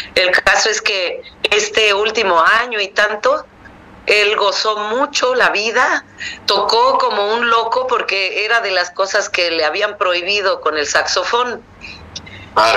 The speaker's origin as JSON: {"language": "Spanish", "area": "Mixteca", "region": "Oaxaca", "country": "Mexico", "tie": "born or raised there", "said": "en mi pueblo, que era un pueblo pequeño de 40 mil personas, en, en, una región indígena que se llama la Mixteca"}